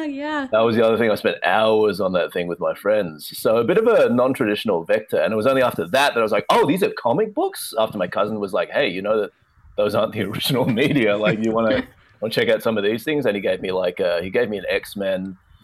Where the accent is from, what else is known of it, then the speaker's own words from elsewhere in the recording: Melbourne, Victoria, Australia; back in my hometown of Melbourne